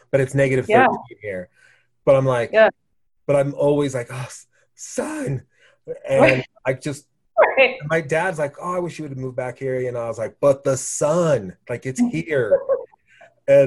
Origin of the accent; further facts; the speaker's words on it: Oregon, United States; moved away as an adult; also born or lived in New York; now in Wyoming, United States; I'm originally from Oregon